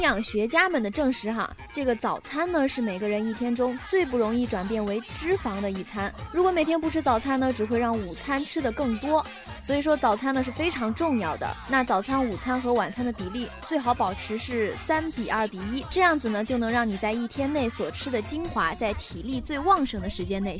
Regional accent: northern China, China; 虽然我在北方长大，

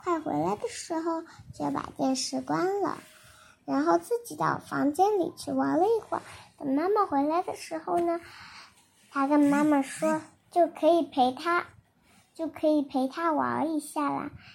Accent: China; 我是中国的

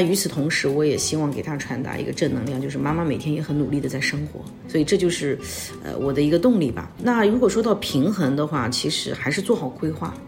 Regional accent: Hefei, Anhui, China; moved away as an adult; also born or lived in Singapore / Hong Kong; now in Hefei, China; 我就是在合肥长大的孩子啊，然后因为早年去了新加坡留学，那么呢，大学毕业以后去了香港工作

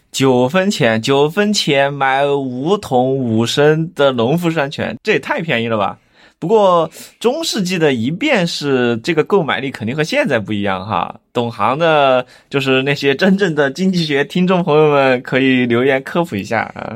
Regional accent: Chengdu, Sichuan, China; 咱们成都人

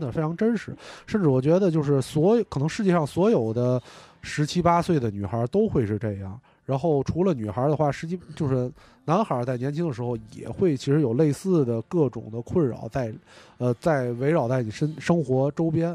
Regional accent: China; 我作为一个中国人，我从小没看过这些漫画儿

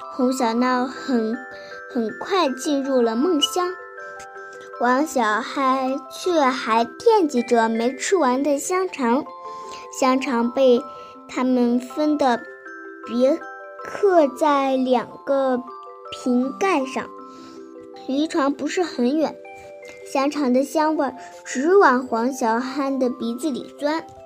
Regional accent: Binzhou, Shandong, China; 今年八岁了。我来自山东省滨中市珏名县

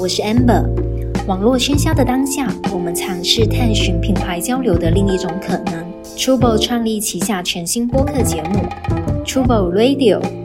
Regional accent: Guangdong, China; moved away as an adult; now in Shanghai, China; 我来自潮汕嘛啊。然后潮汕那个地区比较传统，然后大家就都很，很喜欢生小孩。就每个家庭，比如说像我家有三个小孩哦。然后在那里还算少的

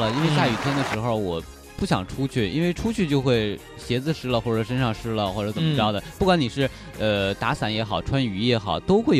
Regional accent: Hebei, China; moved away; 在我们北方啊，我是河北的老家，嗯，那边我们冬天基本上是不会下雨的

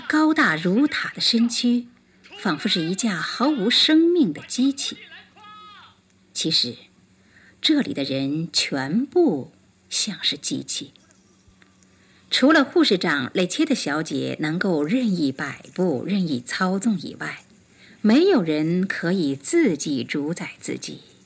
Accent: China; 这是我们中国人的一句俗话

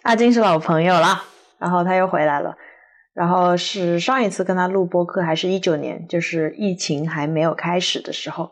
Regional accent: Guangzhou, Guangdong, China; also born or lived in Hunan; 生活在广州嘛

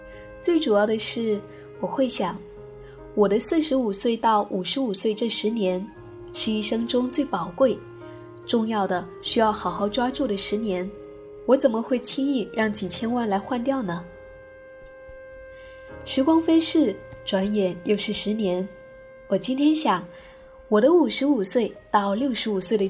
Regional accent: Taiwan; 因为我是台湾人，这工作做了十年，不过是六千万，六千万在台湾，买房子还是买不到像样的。

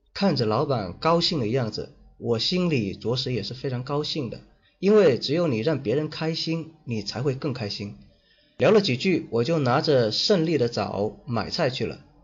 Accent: Guangdong, China; 这是我们广东人经常做的事情

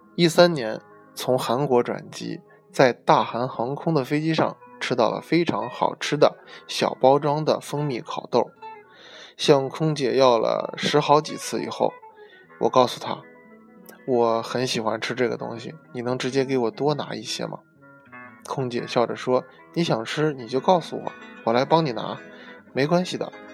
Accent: China; 身为中国人，骨子里多少有些儒家的中庸思想

